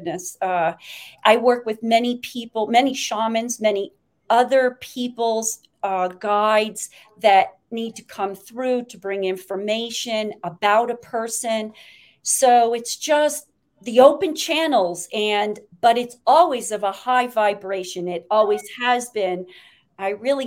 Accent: Great Falls, Montana, United States; I was born in Great Falls, Montana

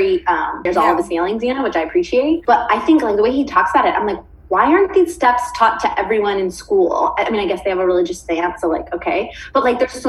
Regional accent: Stockton, California, United States; moved away; That's my hometown

